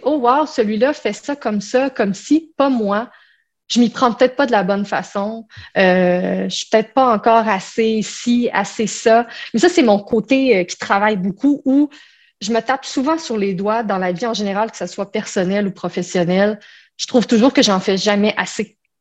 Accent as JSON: {"language": "French", "region": "Quebec", "country": "Canada", "tie": "born or raised there"}